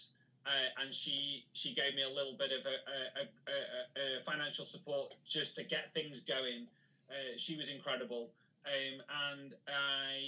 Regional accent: Macclesfield, North West England, United Kingdom; I also organise one myself in my hometown called MacPow. So I live in a place called Macclesfield

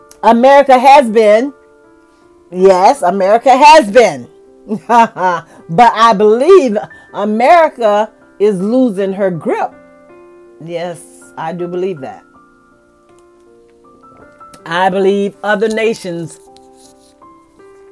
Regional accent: United States; I am an American

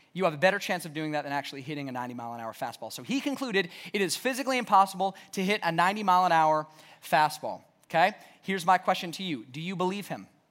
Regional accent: the South, United States; growing up in the South, we went to church.

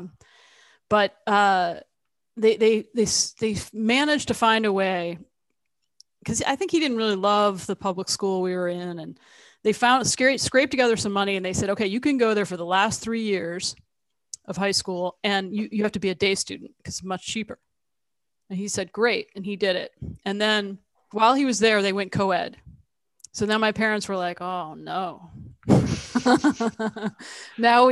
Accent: Central New Jersey, United States; also born or lived in Tucson, Arizona; moved to New Jersey, Central Jersey, very different from Arizona. And grew up mostly there

